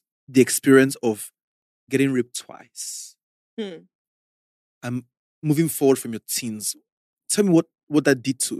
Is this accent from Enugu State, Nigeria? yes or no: no; Warri, Delta, Nigeria; I grew up in Warri.